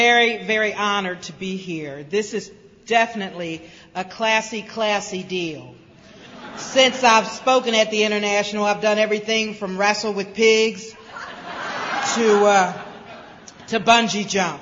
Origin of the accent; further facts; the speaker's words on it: Greenville, South Carolina, United States; now in Cincinnati, United States; I was raised in Greenville, South Carolina